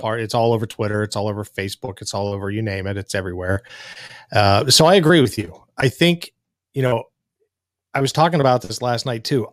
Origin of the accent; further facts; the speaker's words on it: Pittsburgh, Pennsylvania, United States; I was born and raised in Pittsburgh